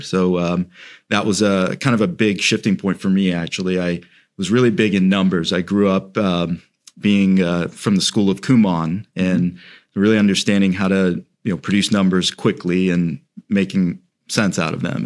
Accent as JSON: {"language": "English", "town": "Celebration", "region": "Florida", "country": "United States", "tie": "born or raised there", "said": "I grew up in Celebration, um, so kind of in, in the region of Orlando"}